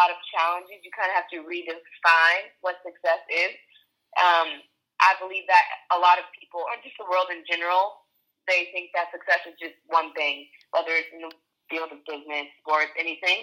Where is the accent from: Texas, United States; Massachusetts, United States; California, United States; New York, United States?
California, United States; moved away as an adult; also born or lived in Florida / Norway; I grew up in California and went to Florida State